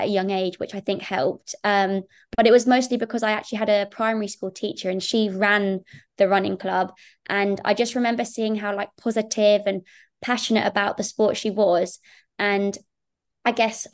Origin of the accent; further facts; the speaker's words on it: Saffron Walden, East of England, United Kingdom; I grew up just outside Cambridge, and I went to school in a little town called Saffron Walden, which is, yeah, very close to Cambridge